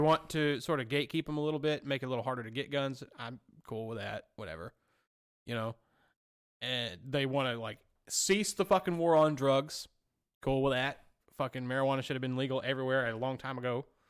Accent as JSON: {"language": "English", "region": "Alabama", "country": "United States", "said": "literally where I came from. I'm from Pintuoque, Alabama."}